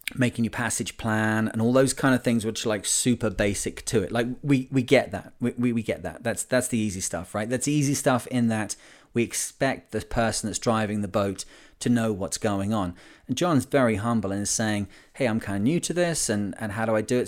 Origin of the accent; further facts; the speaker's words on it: Lancashire, North West England, United Kingdom; I'm from Lancashire in the U K